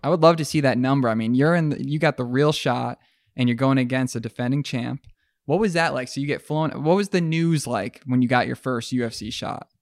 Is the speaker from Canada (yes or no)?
no; Mexico; Growing up in Mexico